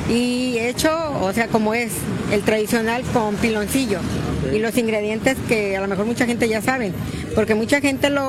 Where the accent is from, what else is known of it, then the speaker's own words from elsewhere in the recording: Mexico; somos mexicanos pues y que adoramos a la Virgen y la veneramos